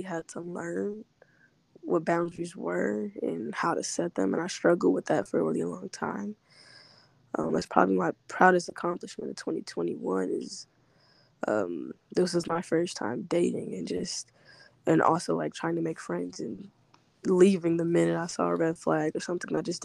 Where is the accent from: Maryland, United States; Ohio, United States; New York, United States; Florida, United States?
Ohio, United States; Cincinnati; I'm from Cincinnati, Ohio.